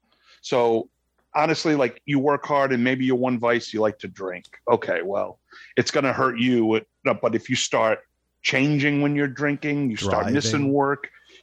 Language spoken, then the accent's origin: English; Rhode Island, United States; accent: Rhode Island; There's my Rhode Island accent came out.